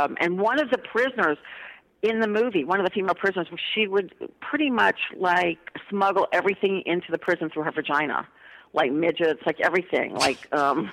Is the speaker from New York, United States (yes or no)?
no; New Orleans, Louisiana, United States; moved away as an adult; now in Los Angeles, United States; growing up in New Orleans.